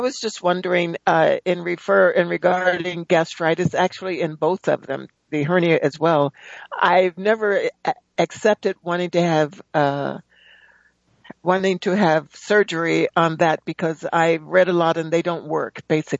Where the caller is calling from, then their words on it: Palmdale, California, United States; I'm calling from Palmdale, California.